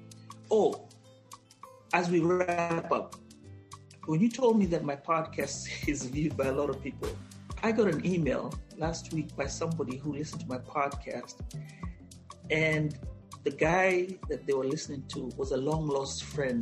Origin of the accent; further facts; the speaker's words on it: Kenya; moved away as an adult; now in United States; my first 20 years, was living as a Kenyan in Kenya.